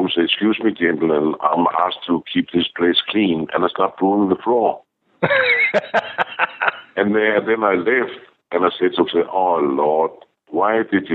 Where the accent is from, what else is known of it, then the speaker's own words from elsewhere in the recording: Denmark; moved away; I'm from Denmark.